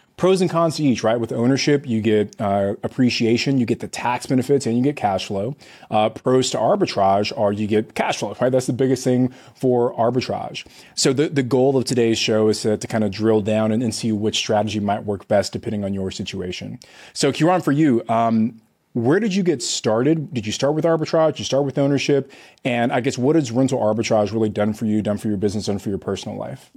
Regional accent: California, United States; I'm from California

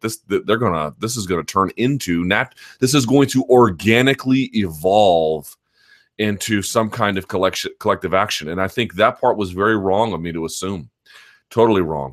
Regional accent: Washington, District of Columbia, United States; here in my hometown of Washington, D C

